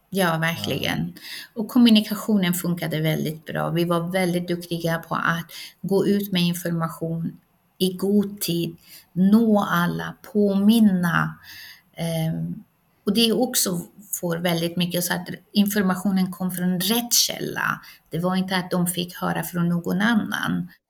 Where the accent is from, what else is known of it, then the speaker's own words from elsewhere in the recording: Iran; now in Sweden; ursprungligen kommer jag från Iran